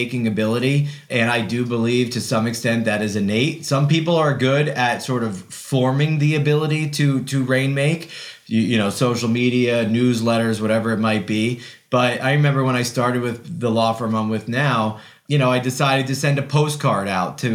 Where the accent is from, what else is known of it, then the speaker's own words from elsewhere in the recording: Ulster County, New York, United States; I returned to my hometown after college and law school